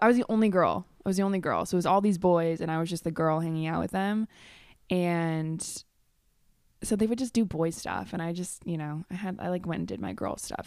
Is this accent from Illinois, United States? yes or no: yes; Chicago, Illinois, United States; now in Vernon Hills, United States; I was born in Chicago, born and raised.